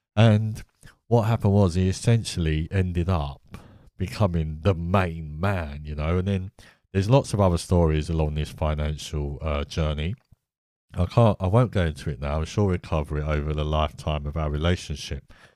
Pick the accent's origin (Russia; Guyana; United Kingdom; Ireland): United Kingdom; I'm from Britain